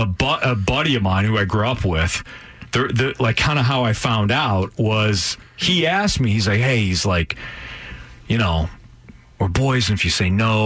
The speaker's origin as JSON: {"language": "English", "town": "Bolingbrook", "region": "Illinois", "country": "United States", "said": "I am from Bolingbrook, Illinois, but I went to high school in a neighboring town."}